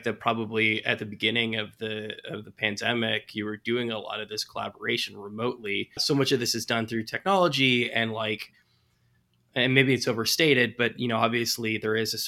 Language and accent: English; California, United States; moved away as an adult; As a Californian who moved out here